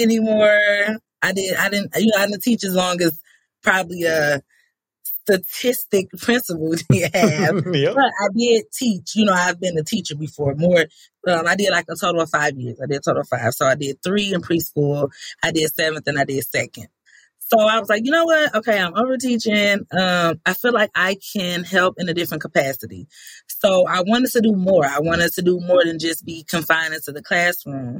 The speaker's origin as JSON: {"language": "English", "town": "Benton Harbor", "region": "Michigan", "country": "United States", "tie": "born or raised there", "also_born_or_lived": "Grambling, Louisiana", "said": "I was born and raised in Benton Harbor, Michigan"}